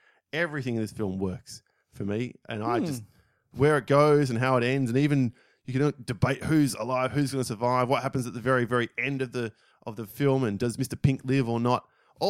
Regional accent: United Kingdom; As a Brit who's lived in a model village, it was incredible.

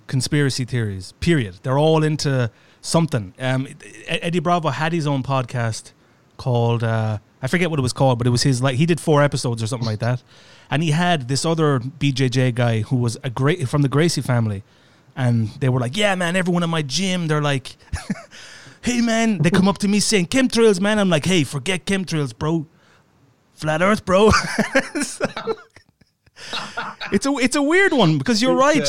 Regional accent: Ireland; I'm Irish and I'm closer to the UK

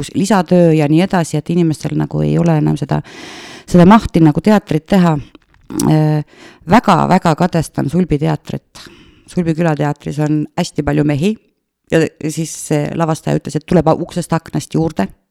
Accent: Tartu, Tartu County, Estonia; moved away as an adult; also born or lived in Kasepää, Estonia / Mustvee, Estonia; now in Otepää, Estonia; tegelikult ma olen eh, Tartust pärit mm, -hmm. läbi ja lõhki Tartu tüdruk

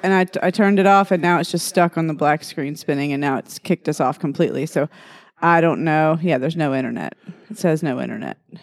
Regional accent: Texas, United States; moved away as an adult; also born or lived in Louisiana; I graduated high school in Texas

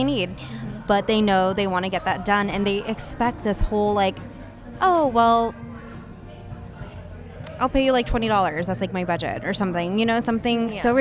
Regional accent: United States; I was born here in the States, and my parents came from the Philippines

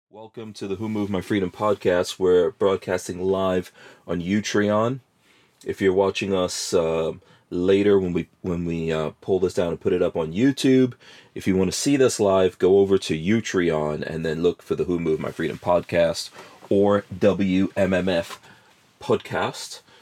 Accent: Florida, United States; we're all from Florida today. Uh, I think, yeah, we're all Floridians here today

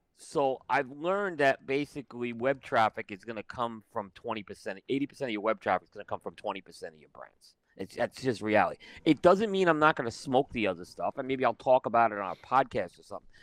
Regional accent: New York, United States; growing up in New York, so I've seen it all

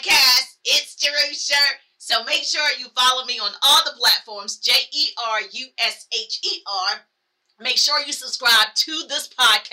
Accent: South Carolina, United States; So I grew up in the South. I'm from South Carolina.

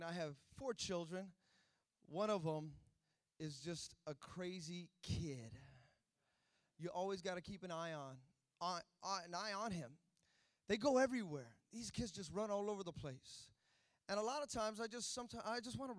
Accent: Fremont, California, United States; also born or lived in Hayward, California; I grew up in Fremont. I went to school there 13 years of my life

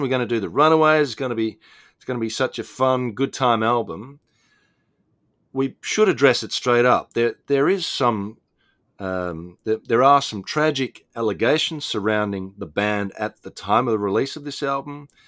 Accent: Australia; Australia, my home country

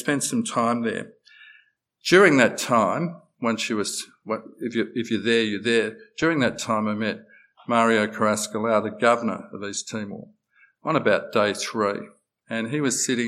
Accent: Australia; we're Australian

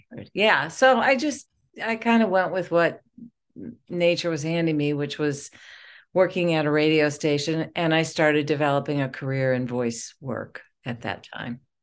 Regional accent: Detroit, Michigan, United States; I am from Detroit

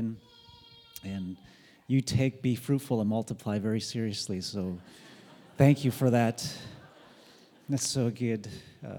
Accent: Michigan, United States; moved away as an adult; I'm from Michigan, and so this is our normal weather. And when I moved out here back in 2001

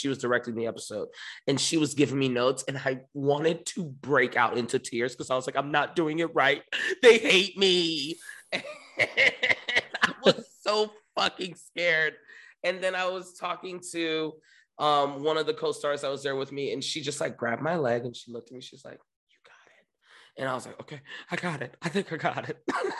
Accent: New York, United States; moved away; but I came from New York and New York is a hustle just to survive.

